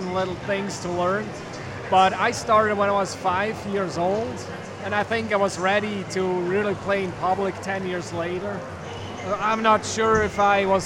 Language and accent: English; Switzerland; moved away as an adult; now in United States; I was born and raised in Switzerland